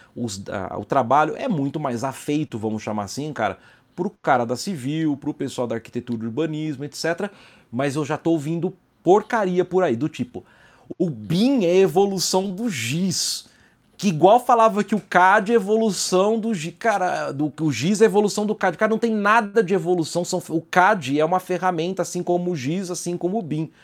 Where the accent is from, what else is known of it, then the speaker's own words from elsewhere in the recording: São Carlos, São Paulo, Brazil; moved away as an adult; now in São José dos Campos, Brazil; sou de São Carlos, apesar de morar em São José dos Campos